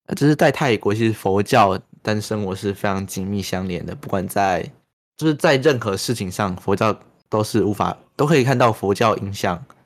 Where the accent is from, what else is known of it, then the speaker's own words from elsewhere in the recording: Chiayi, Taiwan; 像我们身在嘉义，好像 也困得很好啊，我觉得家也很棒